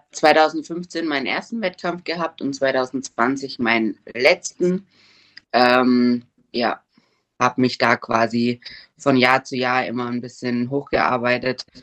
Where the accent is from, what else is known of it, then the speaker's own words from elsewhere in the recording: Germany; now in Switzerland; Ich komme aus Deutschland, wohne aber seit drei Jahren in der Schweiz.